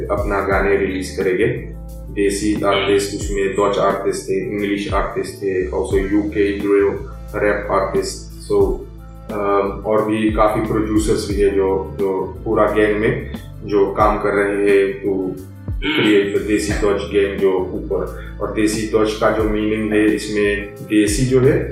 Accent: India; तो क्योंकि मैं क्योंकि मैं इंडियन हूँ मैं मैं म्यूजिशियन हूँ

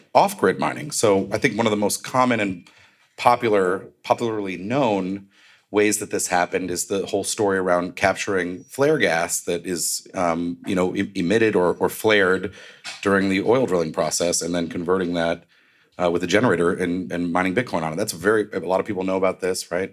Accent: Northeast, United States; moved away; I grew up in the Northeast.

